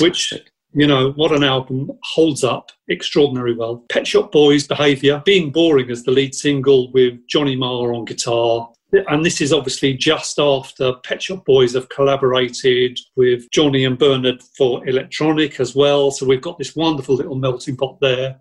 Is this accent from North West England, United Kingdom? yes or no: no; Southend-on-Sea, East of England, United Kingdom; growing up in Southend